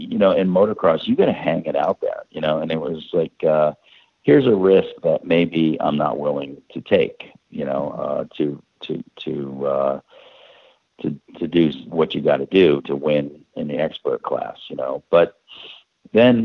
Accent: Connecticut, United States; we're from Connecticut. We're not 1,000 miles near a desert

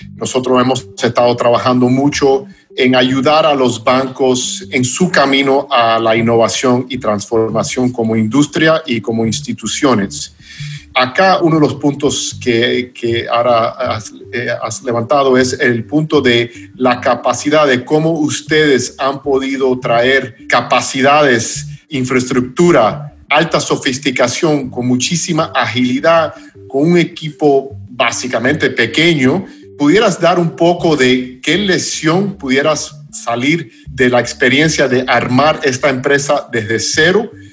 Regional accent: United States; Spanish is a second language; Stuart y yo somos dos gringos y el español no es nuestro idioma nativo

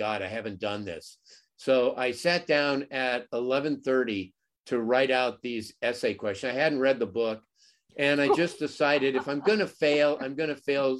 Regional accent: Los Angeles, California, United States; I grew up in the San Fernando Valley.

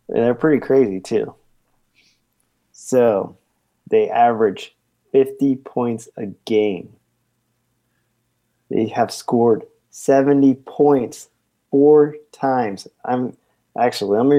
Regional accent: Salina, Kansas, United States; Salina, Kansas, my hometown.

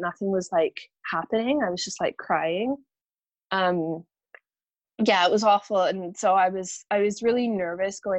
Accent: Canada; now in Scotland; I'm originally from Canada

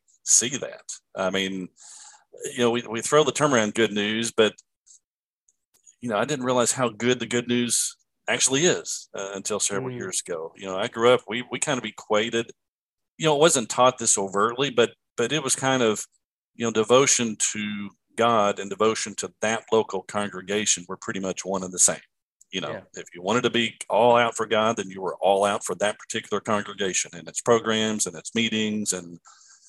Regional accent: Lexington, Kentucky, United States; raised here in Lexington, Kentucky, where I live now

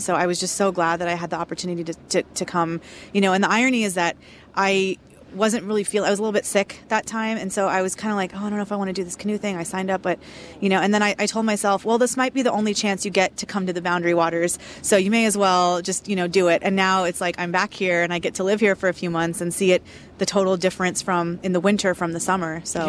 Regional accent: Houston, Texas, United States; It's like the number one question everybody asks me when they find out I'm from Houston, Texas.

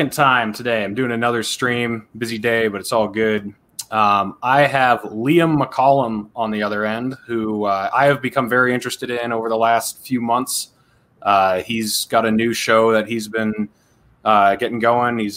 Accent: New Hampshire, United States; moved away as an adult; also born or lived in Arizona / Colorado; I grew up in New Hampshire

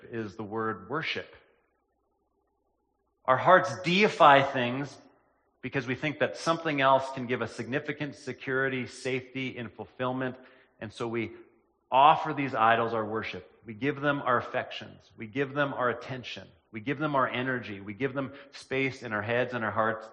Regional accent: Killarney, Manitoba, Canada; also born or lived in Lena, Manitoba; I spent the latter part of my childhood in Killarney, Manitoba, which is a small town in southern Manitoba.

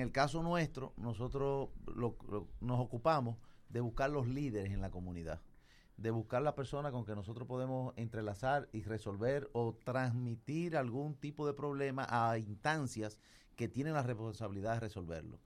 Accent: Moca, Espaillat, Dominican Republic; yo que vengo de Moca

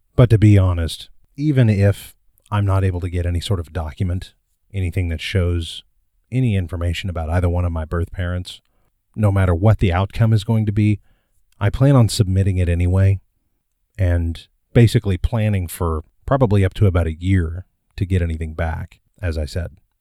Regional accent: Midwest, United States; I was born in 1979 in the Midwest and adopted

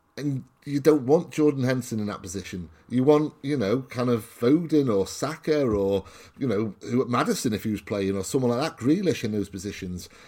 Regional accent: Wales, United Kingdom; I'm Welsh

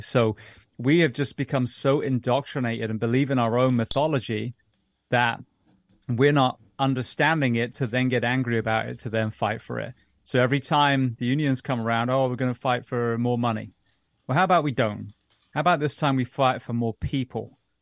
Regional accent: England, United Kingdom; moved away; also born or lived in London; growing up in England

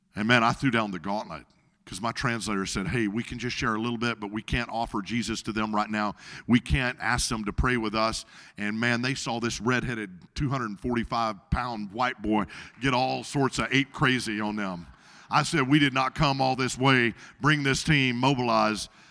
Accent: Arkansas, United States; in Arkansas, my home state

